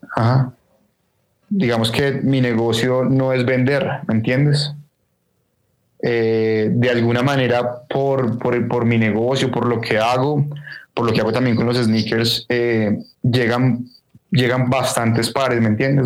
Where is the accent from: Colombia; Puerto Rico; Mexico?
Colombia; Bogotá; me crié en Bogotá